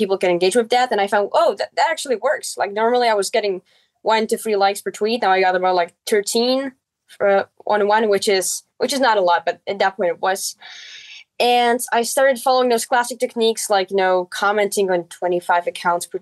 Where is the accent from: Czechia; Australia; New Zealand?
Czechia; first language Czech; English is a second language; I set up a blog in my mother tongue, which is Czech.